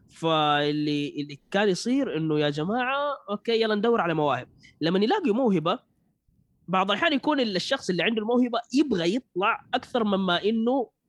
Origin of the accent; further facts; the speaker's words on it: Saudi Arabia; شوف في السعوديه عندنا كثير ما شاء الله مواليد